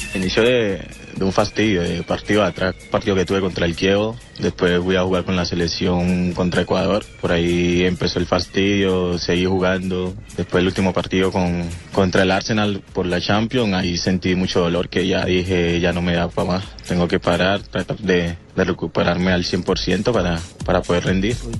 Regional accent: Colombia; now in Naples, Italy; con mi gente allá en mi tierra

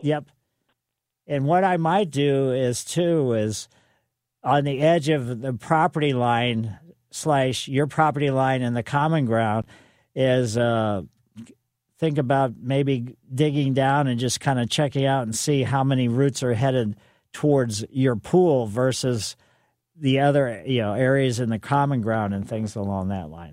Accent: Ellisville, Missouri, United States; I grew up in Maple Lane in mm-hmm. Ellisville, and we had silver maples

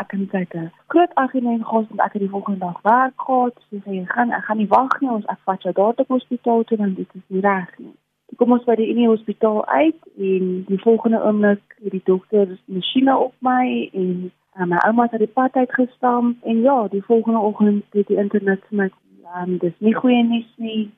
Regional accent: South Africa; Ek kom van Reinkriesdorp af

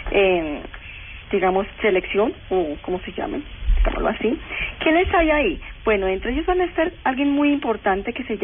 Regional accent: Colombia; obviamente como colombianos tenemos que hacerle mucha fuerza a Colombia

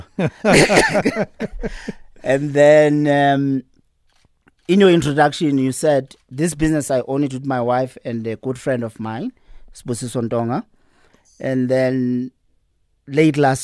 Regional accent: Clermont, KwaZulu-Natal, South Africa; moved away as an adult; now in Johannesburg, South Africa; I'm a boy from KZN

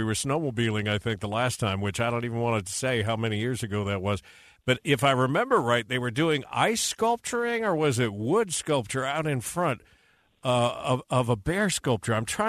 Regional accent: Southern California, United States; now in Utah, United States; I grew up in Southern California.

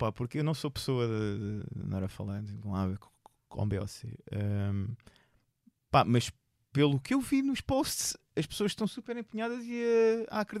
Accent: Seixal, Setúbal, Portugal; also born or lived in Lisbon; now in Amadora, Portugal; sou originário, eu sou originário do Seixal, originário. Eu nasci em Benfica, vivi no Seixal e agora vivo

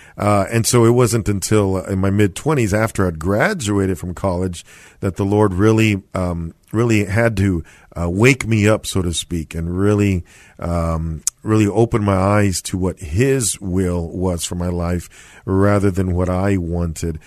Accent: San Antonio, Texas, United States; I was born and raised here in San Antonio, went to Jefferson High School

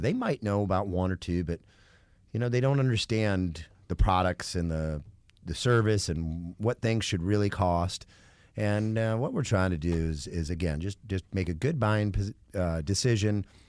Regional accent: Michigan, United States; moved away; also born or lived in Knoxville, Tennessee; I'm from Michigan originally

